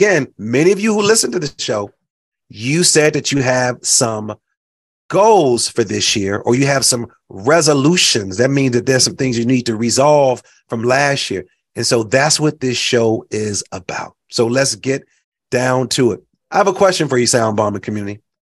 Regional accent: Chicago, Illinois, United States; also born or lived in Puerto Rico / Mexico; I've lived all over the country. For those that know, I grew up in Chicago, but also grew up in Puerto Rico and Mexico and traveled to Brazil and traveled to Haiti and Dominican Republic.

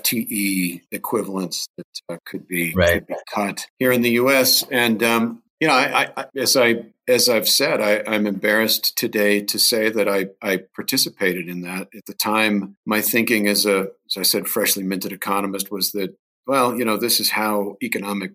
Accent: Norwalk, Ohio, United States; now in Colorado, United States; I grew up south of a town called Sandusky, Ohio, a little town called Norwalk

